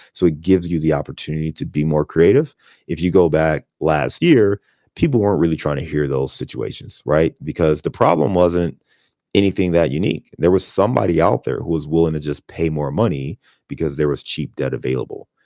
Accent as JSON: {"language": "English", "town": "Cleveland", "region": "Ohio", "country": "United States", "tie": "born or raised there", "also_born_or_lived": "Chicago", "moved": "yes", "lives_now": "Cincinnati, United States", "said": "I'm from Cleveland, born and raised in Cleveland."}